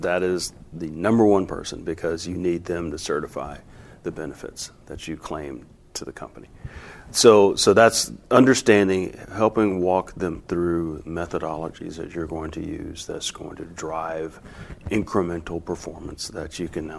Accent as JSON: {"language": "English", "town": "Baton Rouge", "region": "Louisiana", "country": "United States", "said": "we're from Baton Rouge, Louisiana"}